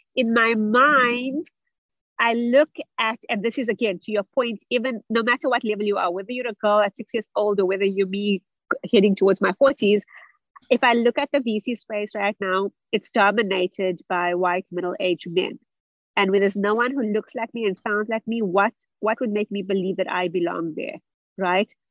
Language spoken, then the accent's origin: English; South Africa; also born or lived in Germany; I'm originally from South Africa, where I also studied